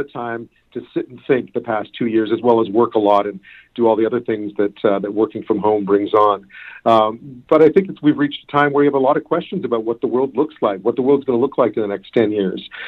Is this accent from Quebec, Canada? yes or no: yes; Montreal, Quebec, Canada; moved away; also born or lived in Greater Toronto Area / Hamilton / Edmonton / Ottawa; I grew up in Montreal